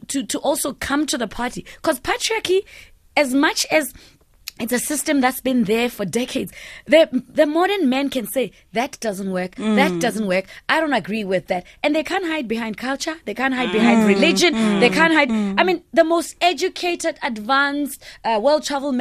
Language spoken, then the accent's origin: English; South Africa; I'm a South African child